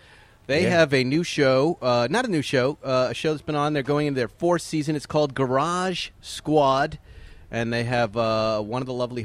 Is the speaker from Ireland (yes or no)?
yes; Ireland; I'm an Irishman myself.